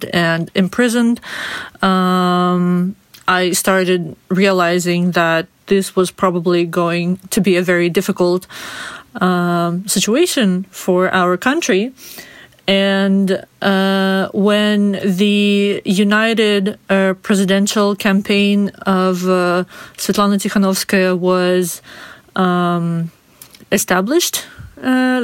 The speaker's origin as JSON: {"language": "English", "country": "Belarus", "tie": "born or raised there", "said": "I was born and raised in Belarus"}